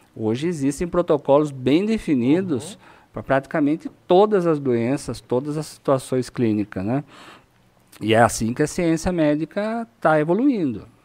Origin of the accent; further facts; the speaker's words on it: Itu, São Paulo, Brazil; also born or lived in Sorocaba; eu tenho 49 anos, nasci em Itu